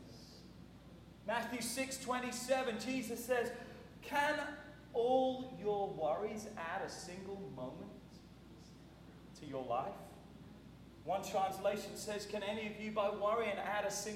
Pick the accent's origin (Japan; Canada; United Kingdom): United Kingdom; England; moved away; When I grew up in England